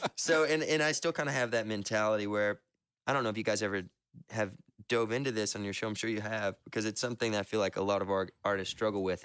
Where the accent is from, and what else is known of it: the South, United States